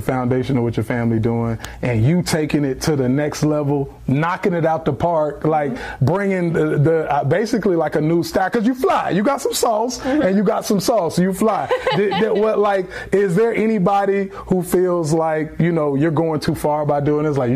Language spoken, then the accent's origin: English; California, United States; now in Savannah, United States; Korean, but I grew up in California